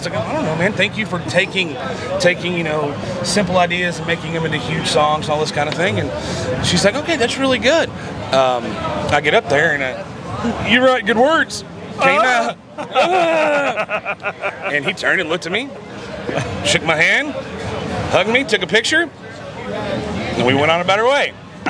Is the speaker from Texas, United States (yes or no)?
yes; Fort Worth, Texas, United States; I am from Fort Worth, Texas.